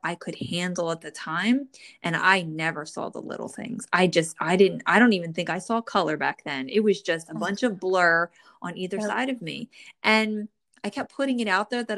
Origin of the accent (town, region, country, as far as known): New Jersey, United States; born or raised there